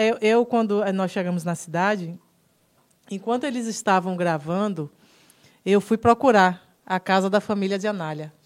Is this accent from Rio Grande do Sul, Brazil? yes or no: no; Salvador, Bahia, Brazil; Eu sou da Liberdade, linha 8